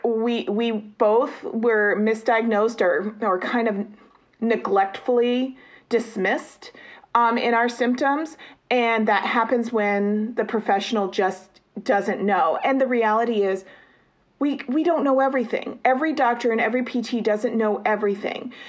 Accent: United States; as an American

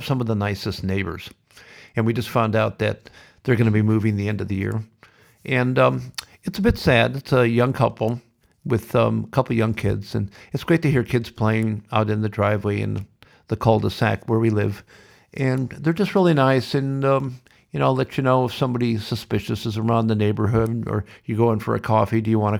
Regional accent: Sioux City, Iowa, United States; Always been blessed with that. And especially growing up in Sioux City.

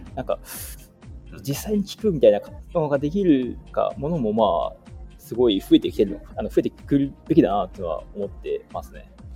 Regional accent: Hokkaido, Japan; moved away as an adult; now in Yokohama, Japan; 地元は北海道なのでなかなか横浜の歴は長い方ではない

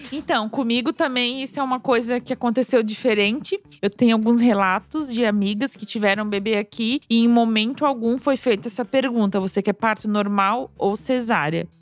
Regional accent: Brazil; now in Germany; eu sou brasileira

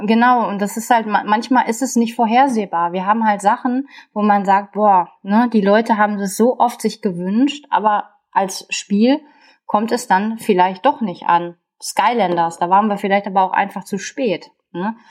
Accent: Ruhr area, North Rhine-Westphalia, Germany; hier bei uns im Ruhrgebiet

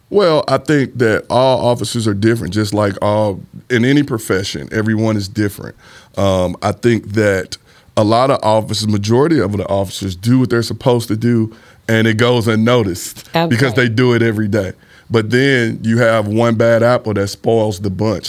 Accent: St. Louis, Missouri, United States; I grew up in the Fountain Park neighborhood.

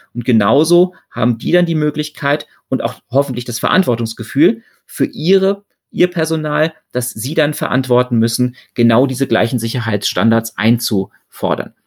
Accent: Germany; Bei uns in Deutschland

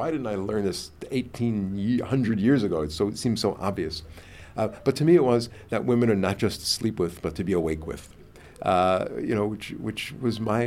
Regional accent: New York, United States; I'm from New York

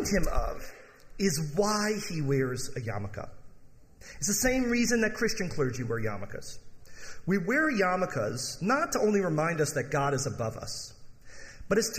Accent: Michigan, United States; I grew up in Michigan.

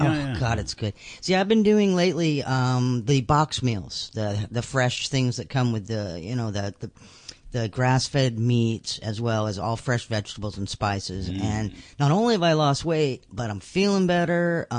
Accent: Houston, Texas, United States; I'm from Houston, so we got some hens over there.

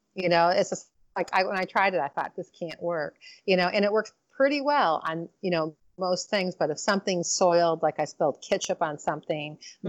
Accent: Detroit, Michigan, United States; I'm from Motown

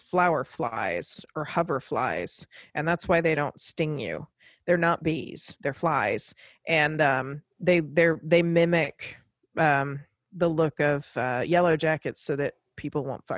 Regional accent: Virginia, United States; when I was growing up in Virginia

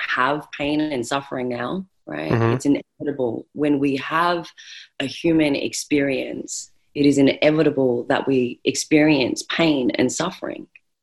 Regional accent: Australia; accent: Australian; so I am Australian, or Australian born, if you can't by my accent

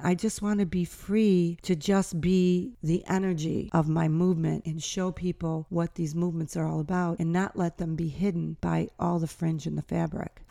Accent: United States; I'm American

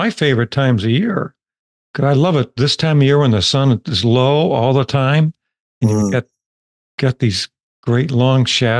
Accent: Cleveland, Ohio, United States; now in Virginia, United States; I come from Cleveland, Ohio, which is really the cloudiest place in the United States. It's cloudier than the Pacific Northwest

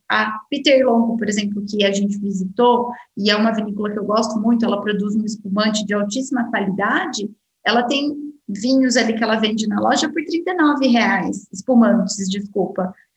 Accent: Brazil; eu, como brasileira

